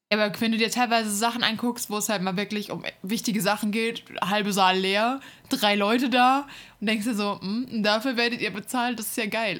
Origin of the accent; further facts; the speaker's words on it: Hesse, Germany; moved away; in der Stadt, wo, wo ich herkomme, ähm, war mal der Hessentag